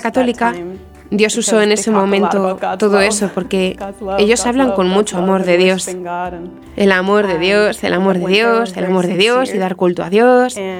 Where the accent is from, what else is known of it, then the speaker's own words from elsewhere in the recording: Marshfield, Wisconsin, United States; moved away; crecí en un lugar llamado Marshfield, Wisconsin, que está en Estados Unidos